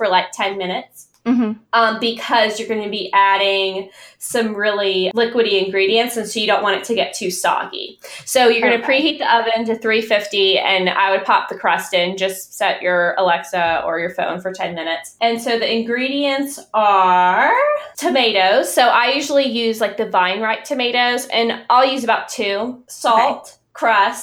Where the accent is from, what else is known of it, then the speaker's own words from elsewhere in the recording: the South, United States; So I grew up in the South and my mom is from Florida, Miami